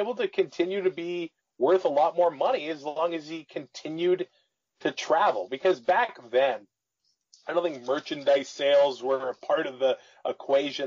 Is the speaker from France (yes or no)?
no; Canada; As a Canadian kid